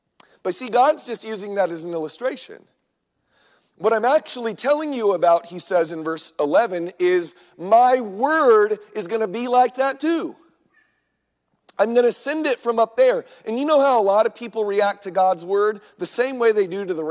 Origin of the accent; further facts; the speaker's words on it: Southern California, United States; now in Minnesota, United States; I grew up in Southern California in the 80s.